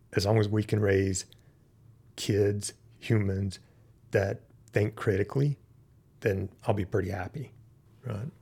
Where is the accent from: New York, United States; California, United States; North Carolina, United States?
North Carolina, United States; Western; moved away; grew up in Western North Carolina